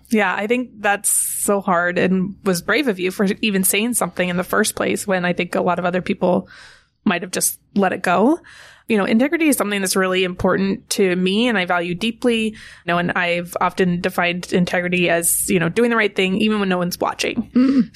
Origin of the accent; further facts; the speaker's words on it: California, United States; I grew up in California